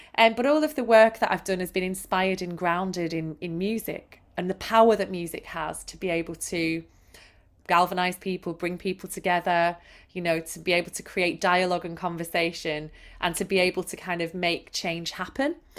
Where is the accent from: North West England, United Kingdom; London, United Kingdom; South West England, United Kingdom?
North West England, United Kingdom; Manchester; I was brought up in Manchester